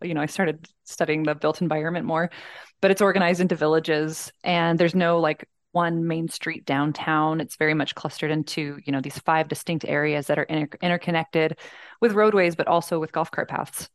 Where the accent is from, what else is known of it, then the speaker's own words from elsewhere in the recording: Columbus, Georgia, United States; I was born in Columbus, Georgia